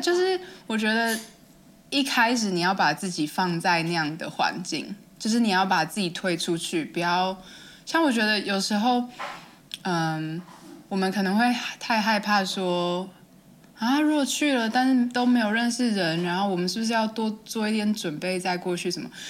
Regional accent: Hualien County, Taiwan; moved away; 因为我是花莲人，然后我就说，哦，饭店附近，那应该是那个美伦饭店附近，就是我们，反正我们家不远的地方

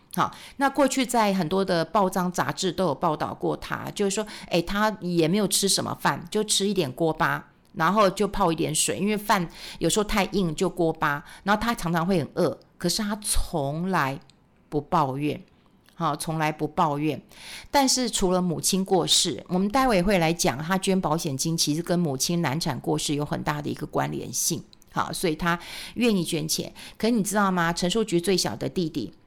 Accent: Taiwan; 我们台湾人

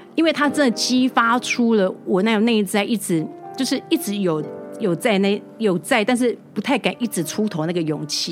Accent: Taiwan; 我台湾人

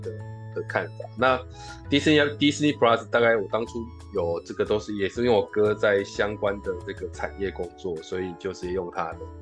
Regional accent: Tainan, Taiwan; moved away as an adult; also born or lived in Taipei / Tamsui; 我个人刚好是台南人到台北来，也今年已经二十几年了

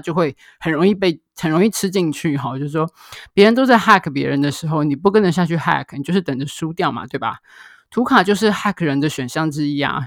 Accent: Taiwan; 我们台湾这边

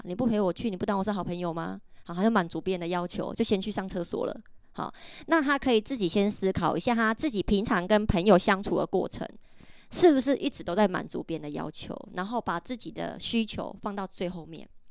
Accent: Taiwan; 我们台湾人

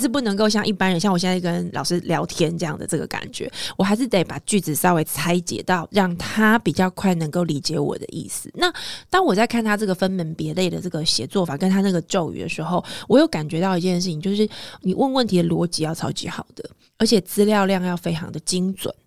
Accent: Taiwan; 我们在台湾有非常多的这个科系学校

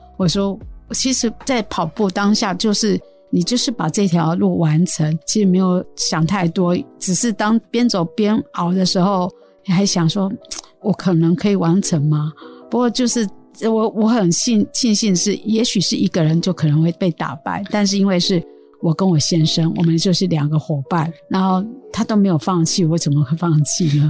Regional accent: Su'ao, Yilan County, Taiwan; 我来自苏澳

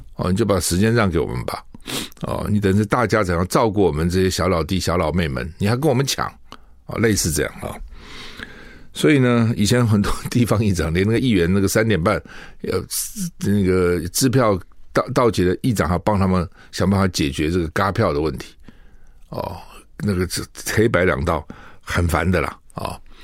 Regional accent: Taiwan; 我们台湾人

